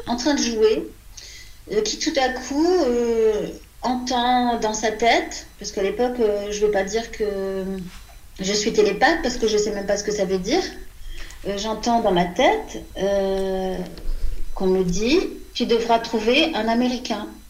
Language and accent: French; France; quand on est une petite Française de 5-6 ans